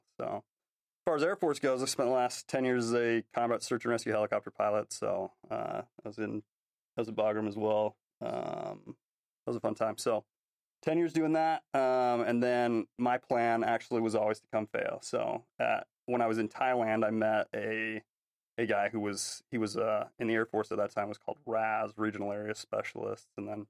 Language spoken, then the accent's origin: English; Salt Lake City, Utah, United States; I grew up in Salt Lake City, Utah, LDS guy, served a mission in Thailand.